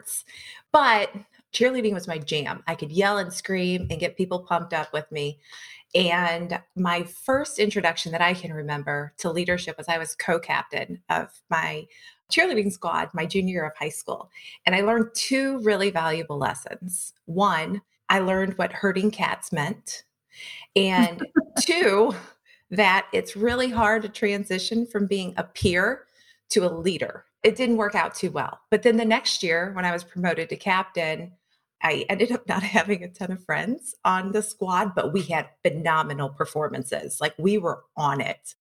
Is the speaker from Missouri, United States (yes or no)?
yes; St. Louis, Missouri, United States; I was born and raised in St. Louis, West St. Louis County